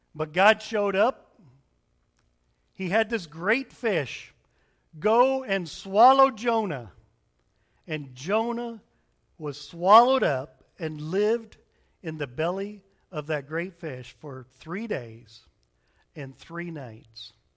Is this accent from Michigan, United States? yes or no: yes; Berrien Springs, Michigan, United States; moved away; we grew up in Berrien Springs, Michigan. It's in the southwestern corner of Michigan.